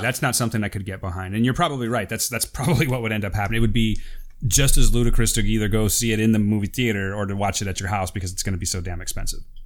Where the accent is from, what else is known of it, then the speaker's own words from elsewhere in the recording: Fresno, California, United States; we're from Fresno